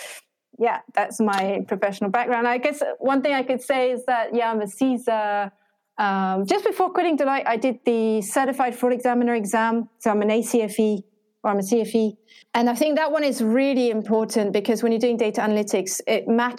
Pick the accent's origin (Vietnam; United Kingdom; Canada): Vietnam; Ho Chi Minh City; I'm from Ho Chi Minh City, but I'm not very Vietnamese. Don't sound very Vietnamese.